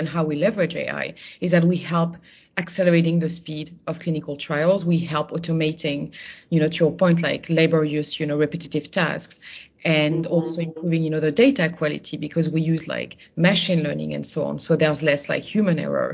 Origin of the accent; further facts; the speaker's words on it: Burgundy, Bourgogne-Franche-Comté, France; I'm originally from Burgundy. So, you know, when I was younger, I was going to every, you know, sort of fall before, you know, going to university, I was doing the grape harvest regularly